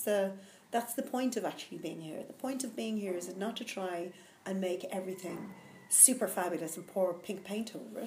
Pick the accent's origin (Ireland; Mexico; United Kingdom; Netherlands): Ireland; Dublin, Leinster; I'm from Dublin